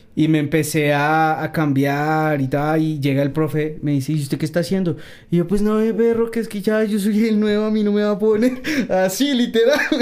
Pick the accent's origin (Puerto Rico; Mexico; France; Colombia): Colombia; Bogotá; pues yo soy bogotano, soy rolo, pero con la mitad de la sangre paisa. Mi mamá es eh, antioqueña